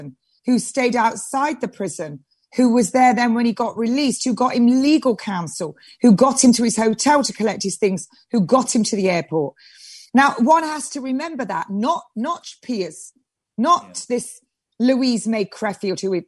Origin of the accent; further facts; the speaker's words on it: England, United Kingdom; I am an English rose. This is my country. England, my England